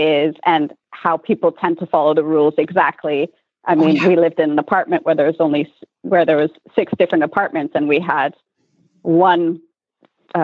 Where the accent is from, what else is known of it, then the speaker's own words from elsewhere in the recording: Canada; moved away as an adult; also born or lived in Europe; born and raised in Canada and then ended up in Europe for 8 years